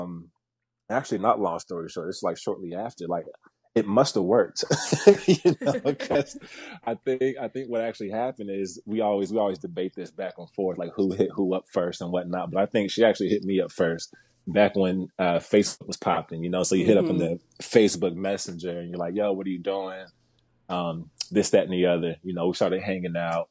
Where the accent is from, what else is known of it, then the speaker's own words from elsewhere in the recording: Kansas City, Missouri, United States; moved away; When I was back home in Kansas City, I'm from Kansas City originally